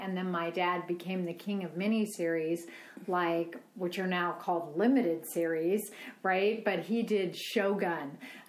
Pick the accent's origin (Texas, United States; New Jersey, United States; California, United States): California, United States; Los Angeles; I grew up in Los Angeles.